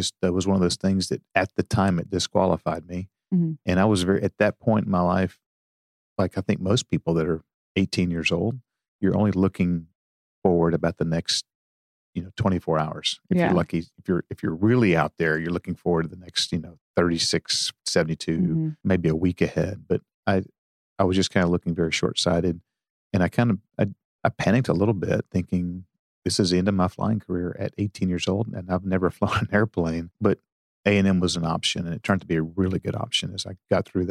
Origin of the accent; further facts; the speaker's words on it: Texas, United States; also born or lived in Houston, Texas / Waco, Texas / Port Arthur, Texas; I was born in Houston, Texas, and moved to Waco. And then my parents got divorced, and I was fairly young. I was 8 years old. And we moved to Port Arthur, Texas